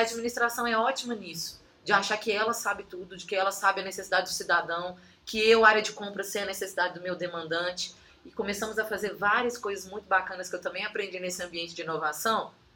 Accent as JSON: {"language": "Portuguese", "region": "Minas Gerais", "country": "Brazil", "also_born_or_lived": "Brasília", "accent": "Minas Gerais (mineiro)", "said": "Já lá no estado de Minas, para onde eu voltei, acho que o sotaque deve denunciar"}